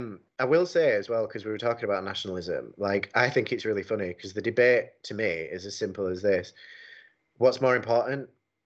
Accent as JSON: {"language": "English", "country": "United Kingdom", "said": "I'm a Brit and I love Britain."}